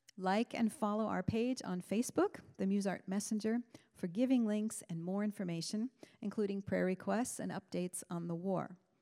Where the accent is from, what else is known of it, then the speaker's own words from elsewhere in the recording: Orrville, Ohio, United States; moved away; I am from Orville, Ohio